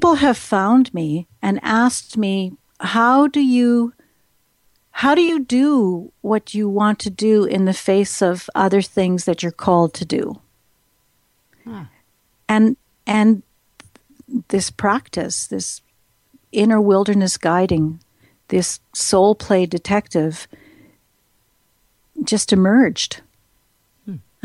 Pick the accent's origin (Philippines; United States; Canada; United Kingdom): Canada; Saskatchewan; I'm from Saskatchewan